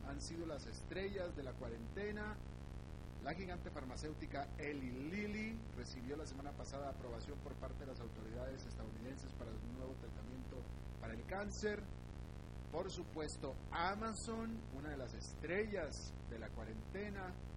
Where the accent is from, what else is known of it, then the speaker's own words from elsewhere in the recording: Monterrey, Nuevo León, Mexico; now in Costa Rica; yo soy de Monterrey